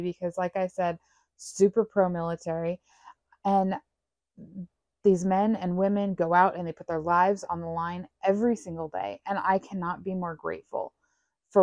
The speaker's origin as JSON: {"language": "English", "country": "United States", "said": "as American citizens"}